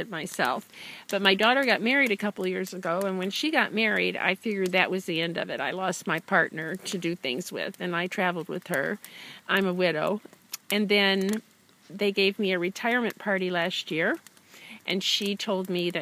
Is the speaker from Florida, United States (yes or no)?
no; Cleveland, Ohio, United States; I'm from a suburb of Cleveland, Ohio